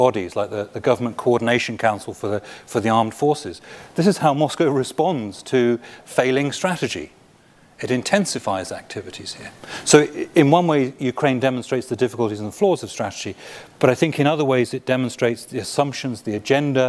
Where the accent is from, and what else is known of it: United Kingdom